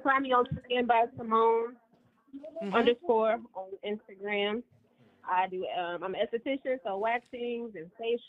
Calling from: Dominican Republic; and I'm calling from Bone Crusher. Dominican Republic.

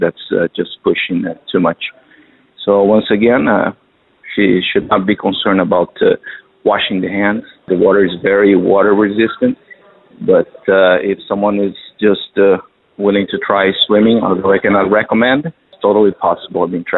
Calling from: Doha, Qatar; I'm calling from Qatar, Doha.

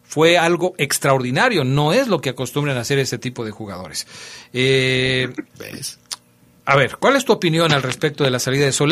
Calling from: Seattle, Washington, United States; de Seattle, Washington.

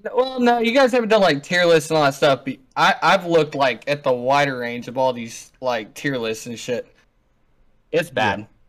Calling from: North Vernon, Indiana, United States; I'm calling from North Vernon, Indiana.

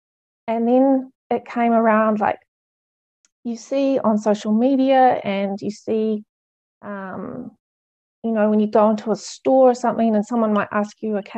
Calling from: New Zealand; I'm speaking from New Zealand, so I know it's nice to see other nationalities represented here.

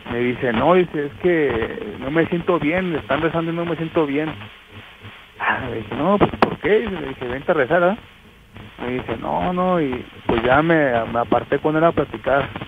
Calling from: Ciudad Guzmán, Jalisco, Mexico

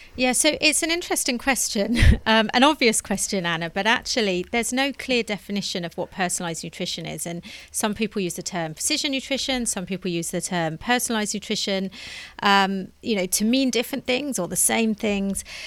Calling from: London, United Kingdom; I'm calling in from London

